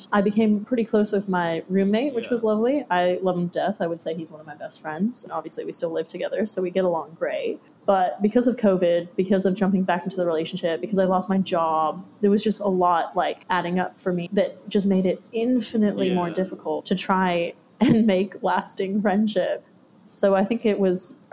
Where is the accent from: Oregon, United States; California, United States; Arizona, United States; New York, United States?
California, United States; Santa Cruz; moved away as an adult; now in Australia; I'm from Santa Cruz, California, which is about an hour and 20 minutes south of San Francisco.